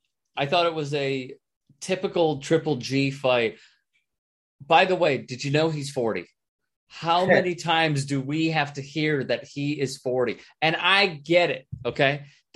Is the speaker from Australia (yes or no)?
no; United States; as an American who actually believes in science